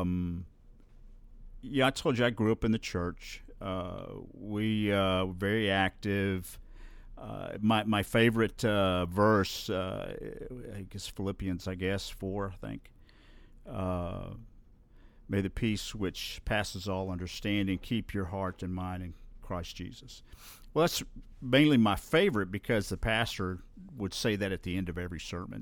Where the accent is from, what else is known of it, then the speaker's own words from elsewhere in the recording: Bluff Park, Alabama, United States; I grew up in Bluff Park, just up the hill